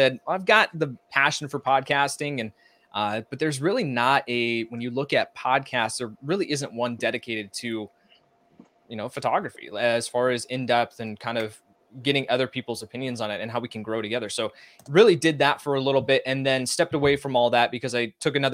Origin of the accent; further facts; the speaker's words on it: outside Chicago, Illinois, United States; growing up outside Chicago